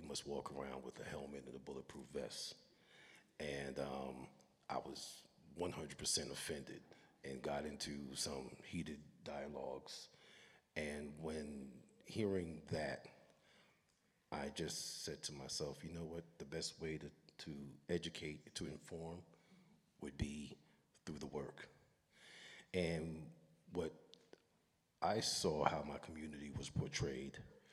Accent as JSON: {"language": "English", "town": "New York City", "region": "New York", "country": "United States", "tie": "born or raised there", "said": "growing up in Brooklyn, Brooklyn was not the place anybody wanted to come to back in the days"}